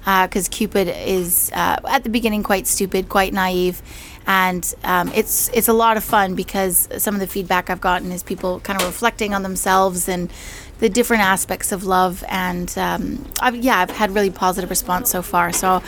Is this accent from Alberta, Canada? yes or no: yes; Calgary, Alberta, Canada; now in London, United Kingdom; I'm actually from Calgary.